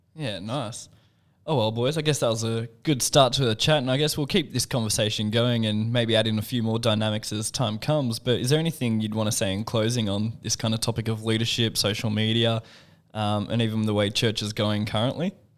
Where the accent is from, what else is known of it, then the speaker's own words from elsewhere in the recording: Australia; as an Aussie